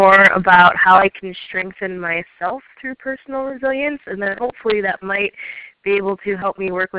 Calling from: Chicago, Illinois, United States; I'm calling in from Chicago today.

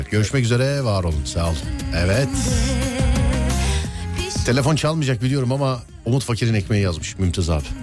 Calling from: Isparta, Turkey

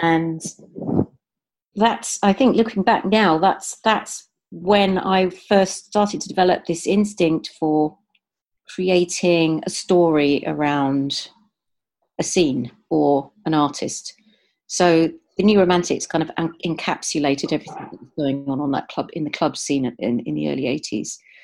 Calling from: Amersham, South East England, United Kingdom; I'm calling in from Amersham in Buckinghamshire

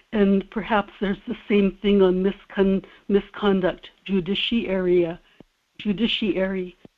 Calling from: South Korea; in Korea.

